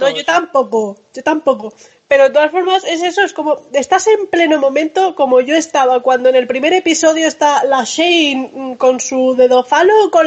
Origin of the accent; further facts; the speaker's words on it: France; Puede ser que como soy francesa